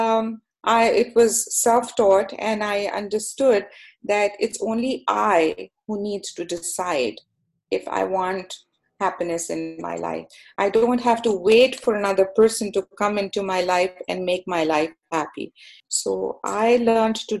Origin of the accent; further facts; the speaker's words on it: Canada; also born or lived in Pakistan; I am a Canadian, so my heart is in Canada. This is my home